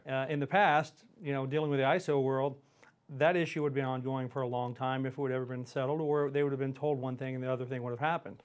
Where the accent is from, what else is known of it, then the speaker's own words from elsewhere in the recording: Houston, Texas, United States; also born or lived in Montgomery, Texas; I grew up in Houston. Uh, I live outside of Houston now in a pl, a little town called Montgomery, Texas, on Lake Conroe.